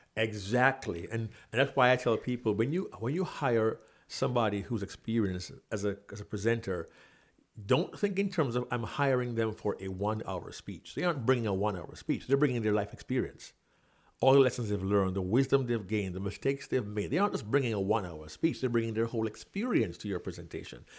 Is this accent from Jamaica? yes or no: yes; Kingston, Jamaica; moved away as an adult; also born or lived in New York City; I was born and raised in Kingston, Jamaica